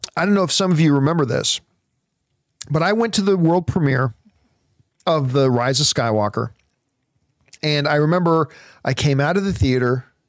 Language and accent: English; Canada; us Canadians